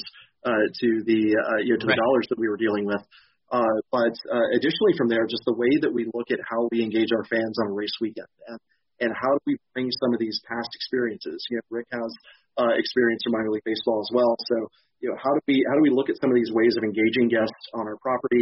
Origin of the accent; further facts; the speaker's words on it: Western Kentucky, United States; moved away; I grew up in Western Kentucky in a small town